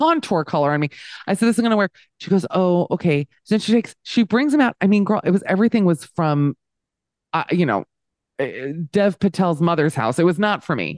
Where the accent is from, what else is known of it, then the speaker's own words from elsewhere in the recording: Miami, Florida, United States; Miami, so I grew up in the Wildenstein of, the Wildensteins of America